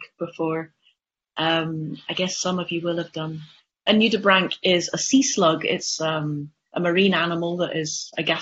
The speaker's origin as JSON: {"language": "English", "region": "England", "country": "United Kingdom", "moved": "yes", "lives_now": "Shetland, United Kingdom", "said": "I'm an English person and I can't speak Shetland"}